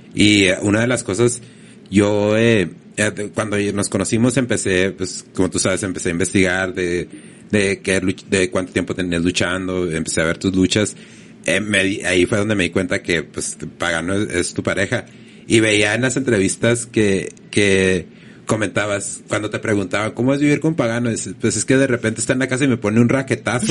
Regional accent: Mexico

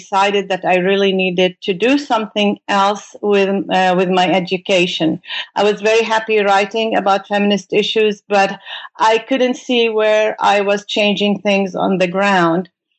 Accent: Beirut, Beirut Governorate, Lebanon; moved away as an adult; now in United States; I came from Beirut, Lebanon, to do my graduate studies in the United States in philosophy and in particularly in logic.

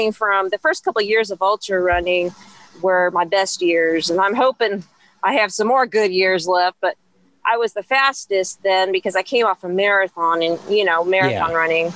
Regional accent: Topeka, Kansas, United States; I've always lived in the country, so I grew up on outside of Topeka

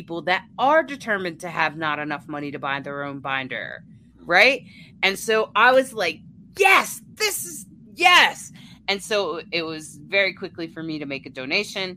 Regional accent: near the Chesapeake Bay, south of Baltimore, Maryland, United States; moved away as an adult; also born or lived in Delaware; now in Colorado, United States; I was born and raised near the Chesapeake Bay. And south of Baltimore

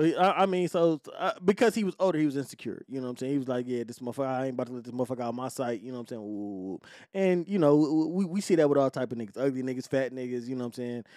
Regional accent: Detroit, Michigan, United States; I'm from Detroit.

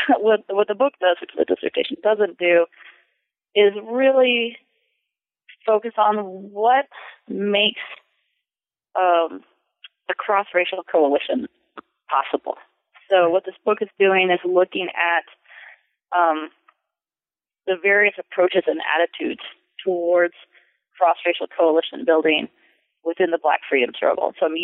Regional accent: California, United States; And from growing up in California and working at the King Papers at Stanford, I started to question the very dominant Southern narrative of the civil rights movement.

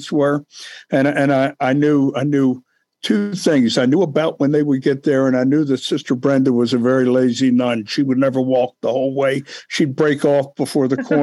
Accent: Baltimore, Maryland, United States; I grew up in East Baltimore.

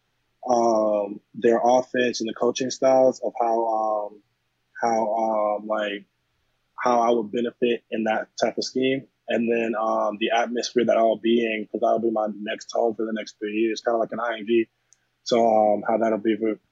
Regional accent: Wisconsin, United States; also born or lived in Meridian, Mississippi; I was born in Meridian, Mississippi. And then I moved to Wisconsin in third grade

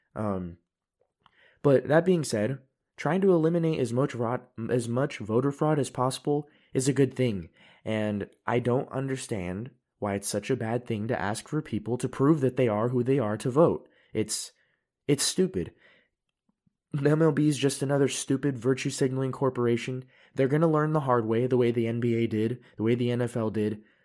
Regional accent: United States; now in Europe; I live in Europe, I'm an American

